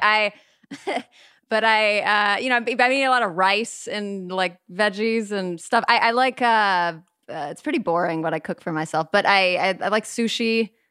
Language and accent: English; Burbank, California, United States; I was born and raised in Burbank, California.